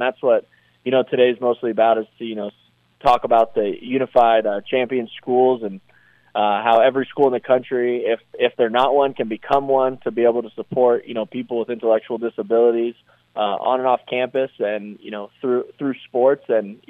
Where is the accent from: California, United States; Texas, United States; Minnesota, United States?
California, United States; Los Angeles; moved away as an adult; also born or lived in Thousand Oaks; now in Denver, United States; I grew up in L.A., and, you know, my family's actually diehard Raider fans.